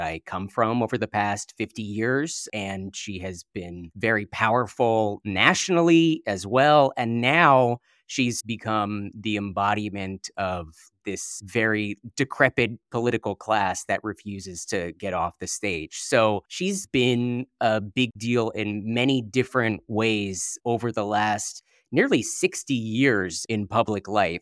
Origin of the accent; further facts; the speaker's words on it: San Francisco, California, United States; I am from San Francisco, born and raised